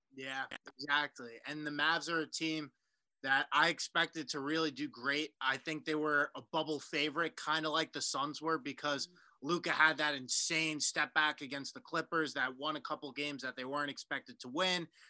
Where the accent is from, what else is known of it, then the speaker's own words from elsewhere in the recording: New York City, New York, United States; as a New Yorker myself and actually recording this segment of the podcast in New York City, Manhattan